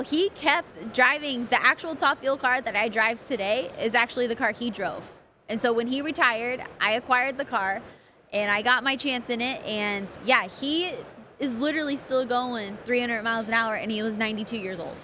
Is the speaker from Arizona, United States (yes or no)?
no; Pomona, California, United States; I grew up in Pomona